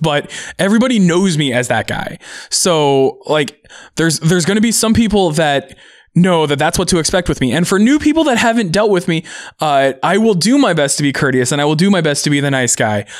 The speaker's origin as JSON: {"language": "English", "town": "Seattle", "region": "Washington", "country": "United States", "tie": "born or raised there", "also_born_or_lived": "Auburn, Washington / Bellevue, Washington / Tacoma, Washington / Redmond, Washington", "said": "I've been actually kind of in the Seattle area my entire life"}